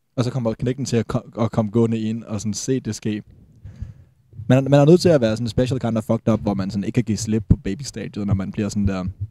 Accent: Falster, Zealand, Denmark; vi er fra Falster

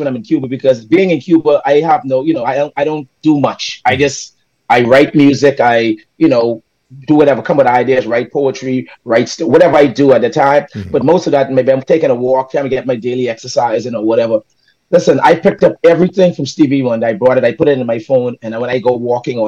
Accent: Eight Mile Rock, Grand Bahama, Bahamas; also born or lived in Nassau, Bahamas; I was born in Nassau, but the 8 Mile Archive made me the man I am today.

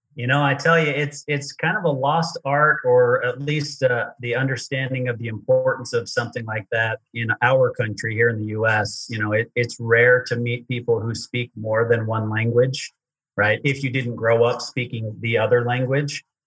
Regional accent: Utah, United States; I grew up in Utah

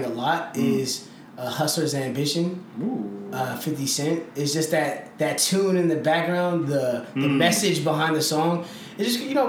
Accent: San Francisco, California, United States; also born or lived in Benin City, Edo State, Nigeria; I'm from Benin, Edo State, Nigeria, but born and raised in one of the best cities in all of the world, San Francisco, California, with an emphasis of Bayview.

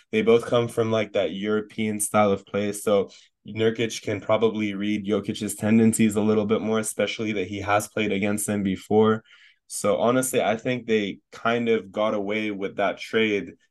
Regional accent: Canada; now in United States; I'm Canadian

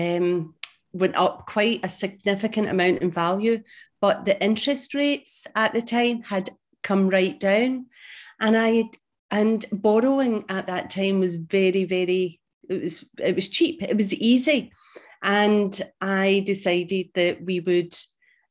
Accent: Glasgow, Scotland, United Kingdom; now in St Andrews, United Kingdom; I am Scottish. I was brought up in Glasgow and now living in a beautiful, beautiful place in Scotland East Coast called St Andrews

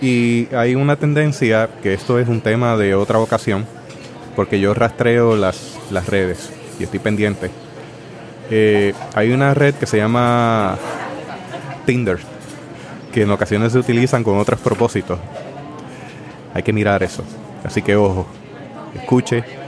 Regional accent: Puerto Rico; nosotros como puertorriqueños tenemos nuestra manera de hablar

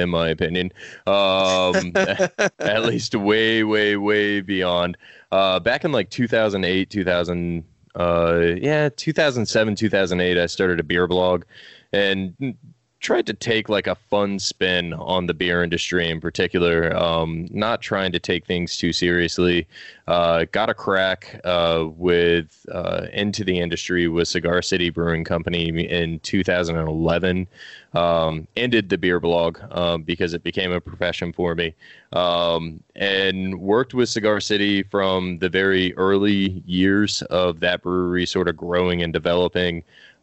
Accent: Tampa, Florida, United States; I'm from Tampa, Florida, born and raised.

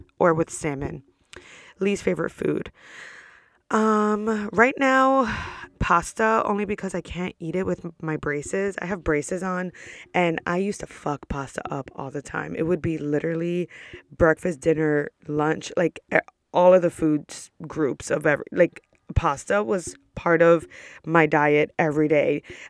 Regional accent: New York, United States; I'm from New York. I'm 29 years old, currently a student at Rollins College.

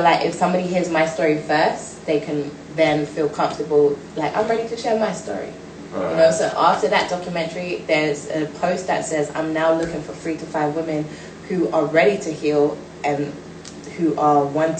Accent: London, United Kingdom; I'm from Brixton

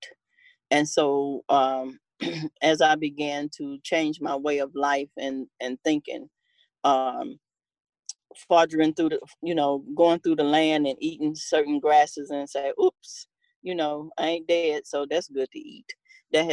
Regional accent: Cuba, Alabama, United States; moved away; also born or lived in Tennessee; I was born in Cuba, Alabama. We moved to Tennessee in the 60s

